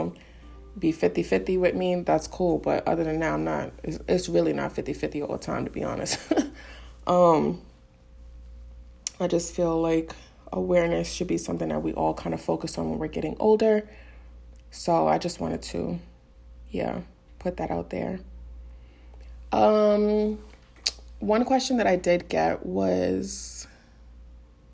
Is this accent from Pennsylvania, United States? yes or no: no; New York City, New York, United States; I'm from the Bronx.